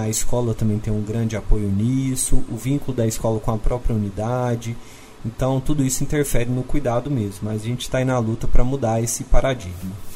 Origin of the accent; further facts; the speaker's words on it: Uberlândia, Minas Gerais, Brazil; eu sou natural de Uberlândia, depois eu acabei fazendo vestibular de novo, voltei para minha cidade